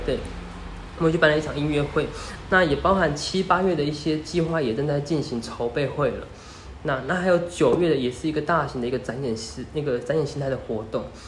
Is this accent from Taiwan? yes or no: yes; Renli tribal village, Hualien County, Taiwan; 人力部落它其实是我从小生长的一个环境，也就是我的家乡，我在人力部落长大。那我是长大后回到花莲